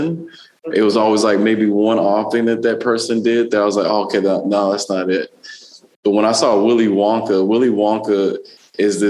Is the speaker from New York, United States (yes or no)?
no; Dallas, Texas, United States; also born or lived in South LA, California; now in Los Angeles, United States; I grew up in Dallas, Texas